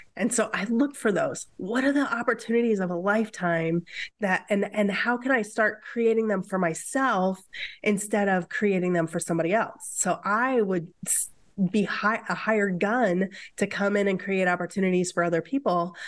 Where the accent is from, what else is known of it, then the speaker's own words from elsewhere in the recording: Midwest, United States; now in Seattle, United States; I'm from the Midwest, where relationships are deeper than